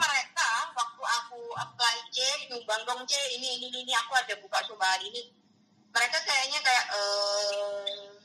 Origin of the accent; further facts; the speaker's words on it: Yogyakarta, Special Region of Yogyakarta, Indonesia; aku orang Jogja